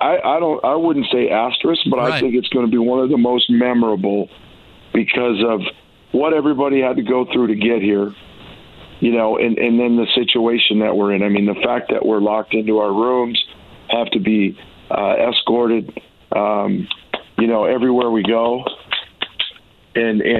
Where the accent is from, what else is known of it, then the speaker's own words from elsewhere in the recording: Chicago, Illinois, United States; now in Oregon, United States; I'm a guy that grew up a lot of years in Chicago